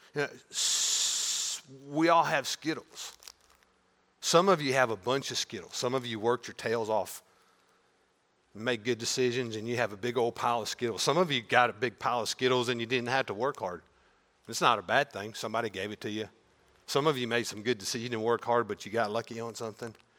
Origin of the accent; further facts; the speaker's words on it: Maryville, United States; a high school football game in the fall in my hometown.